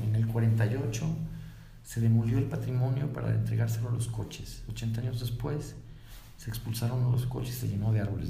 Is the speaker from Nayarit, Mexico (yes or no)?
no; Guadalajara, Jalisco, Mexico; Los de Guadalajara no somos iguales los de la calzada para allá, de los de calzada para acá